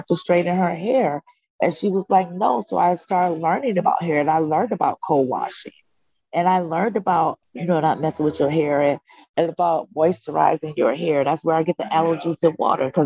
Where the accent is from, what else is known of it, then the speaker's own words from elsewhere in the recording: Detroit, Michigan, United States; growing up in Detroit, where hair was always like a top thing.